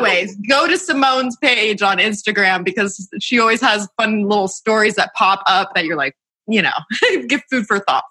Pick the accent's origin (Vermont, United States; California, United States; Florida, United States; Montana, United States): Florida, United States; I'm from Florida, born and raised.